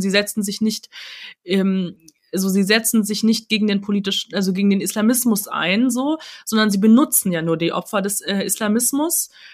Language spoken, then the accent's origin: German; countryside near Munich, Bavaria, Germany; ich bin in München geboren, aber ich bin äh, auf dem Land aufgewachsen